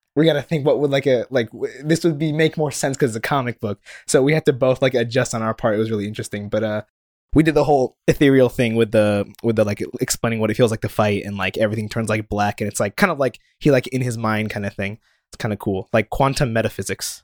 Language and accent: English; Japan; moved away; growing up in Japan